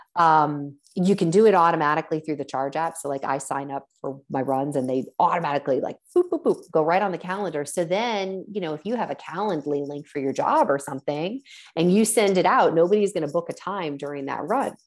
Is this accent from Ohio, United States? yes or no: yes; Columbus, Ohio, United States; my hometown of Columbus, Ohio